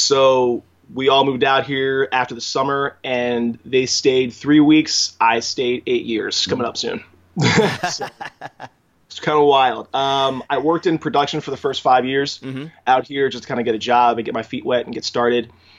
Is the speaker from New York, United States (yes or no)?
no; Philadelphia, Pennsylvania, United States; moved away as an adult; also born or lived in Pittsburgh; now in Los Angeles, United States; I'm from Philadelphia. I went to school in Pittsburgh.